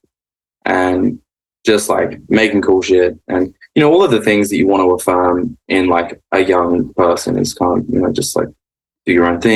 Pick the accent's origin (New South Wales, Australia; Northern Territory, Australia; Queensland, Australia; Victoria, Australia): New South Wales, Australia; Sydney; moved away as an adult; now in Los Angeles, United States; I grew up in Mossman, which was a cool place to grow up